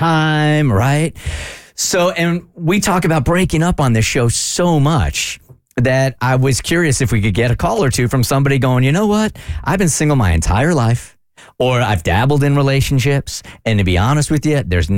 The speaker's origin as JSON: {"language": "English", "region": "California", "country": "United States", "said": "We're from California"}